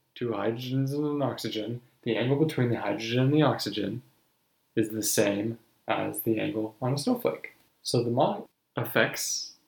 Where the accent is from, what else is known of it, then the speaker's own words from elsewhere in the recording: Wisconsin, United States; So, I grew up in Wisconsin.